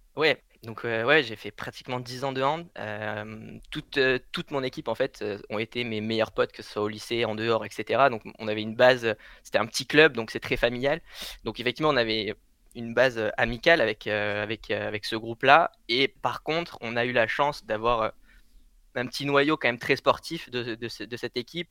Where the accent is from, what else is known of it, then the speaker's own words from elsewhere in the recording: Blandas, Occitania, France; moved away; à Blandas, c'est celui euh, auquel j'ai fini mon, enfance.